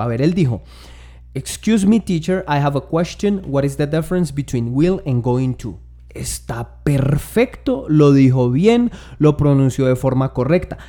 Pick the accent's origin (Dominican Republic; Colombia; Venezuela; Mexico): Colombia; Tolima